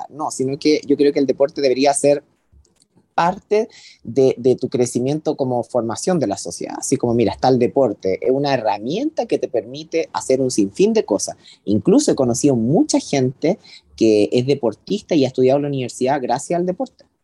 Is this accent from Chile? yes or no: yes; Rancagua, O'Higgins, Chile; mi gente de Rancagua, yo soy de Rancagua